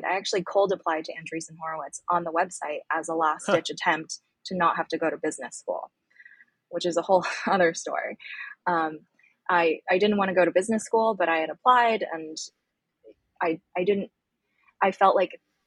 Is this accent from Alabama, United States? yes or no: no; Pittsburgh, Pennsylvania, United States; also born or lived in Beijing, China; I'm from Beijing. I grew up there for the first 6 years of my life. Then my family and I moved to Pittsburgh, Pennsylvania when I was 6 years old